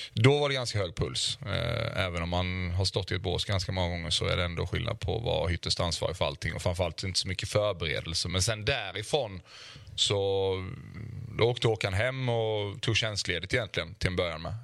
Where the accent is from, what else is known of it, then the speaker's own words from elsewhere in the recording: Osby, Skåne, Sweden; moved away; also born or lived in Malmö; hemma i Osby när jag var när jag var lite yngre